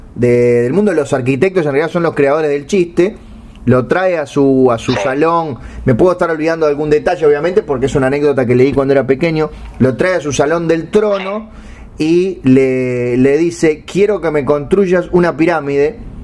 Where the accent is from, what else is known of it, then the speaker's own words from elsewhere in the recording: Uruguay; como buen uruguayo